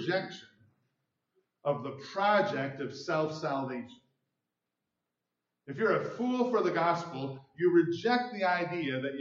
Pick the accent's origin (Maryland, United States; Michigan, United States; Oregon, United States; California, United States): Michigan, United States; Mount Pleasant; now in Grand Rapids, United States; I'm from Grand Rapids now, but I grew up in Mount Pleasant